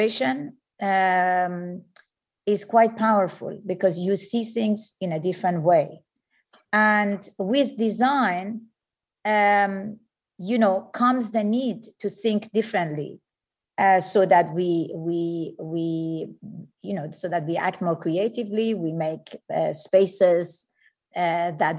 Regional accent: Iran; moved away; I was born in Iran

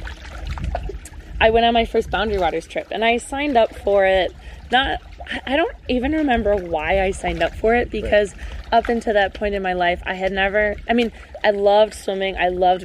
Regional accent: Hibbing, Minnesota, United States; I was born and raised in Hibbing, Minnesota

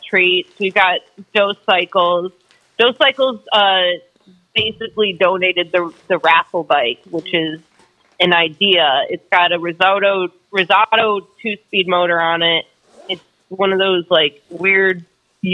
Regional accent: Michigan, United States; moved away as an adult; now in Cleveland, United States; I'm from Michigan.

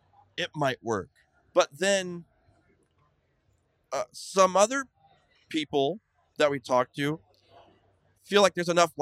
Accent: California, United States; love California. It's my home state.

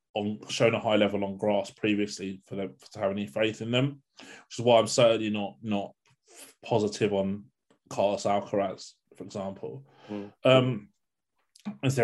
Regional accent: United Kingdom; as a Brit

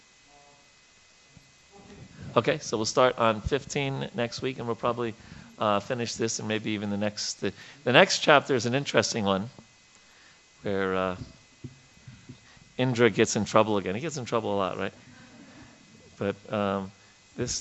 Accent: New York, United States; moved away; as a kid growing up in New York

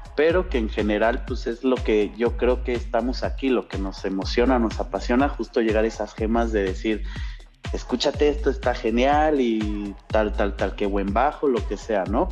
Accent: Mexico; soy mexa

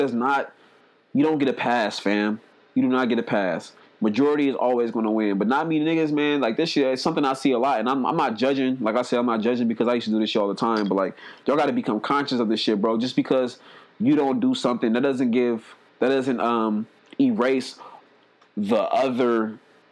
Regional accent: Oakland, California, United States; I grew up in Oakland around hella pimps and shit

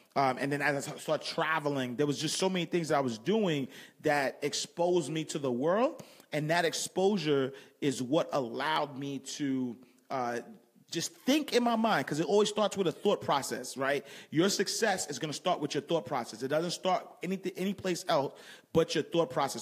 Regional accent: New York City, New York, United States; I grew up in Harlem.

